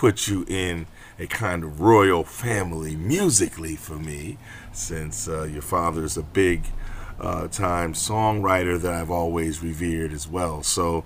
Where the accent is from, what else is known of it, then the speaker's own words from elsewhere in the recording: Rochester, New York, United States; I was in my hometown, Rochester, New York